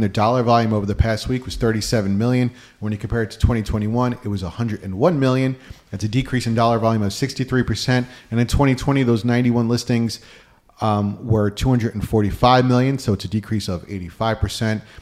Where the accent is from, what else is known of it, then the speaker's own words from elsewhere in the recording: Westhampton Beach, New York, United States; I'm from West Hampton Beach area